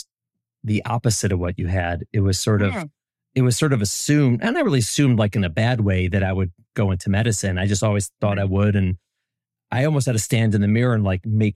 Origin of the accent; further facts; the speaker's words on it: Chicago, Illinois, United States; I'm from Chicago